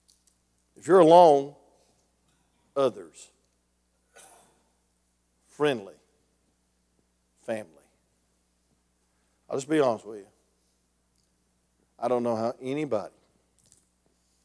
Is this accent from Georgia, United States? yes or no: yes; Grayson, Georgia, United States; I'm a hillbilly from Grayson, Georgia